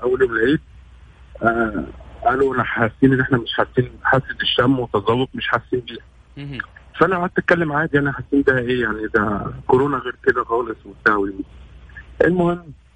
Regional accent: Egypt; moved away as an adult; now in Saudi Arabia

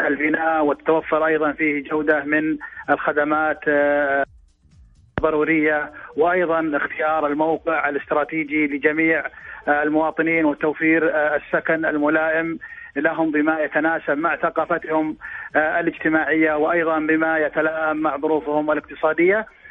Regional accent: Saudi Arabia; نحن كمواطنين سعوديين

